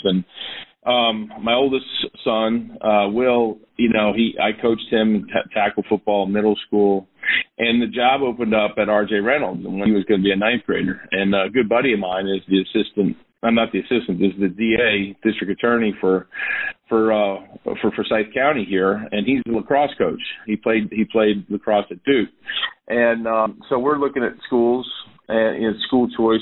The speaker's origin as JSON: {"language": "English", "region": "New York", "country": "United States", "tie": "born or raised there", "moved": "as an adult", "said": "I grew up in New York"}